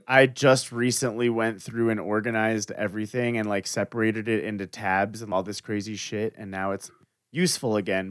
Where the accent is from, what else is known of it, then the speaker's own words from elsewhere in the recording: Florida, United States; I was raised in Florida, but I will state that I wasn't born there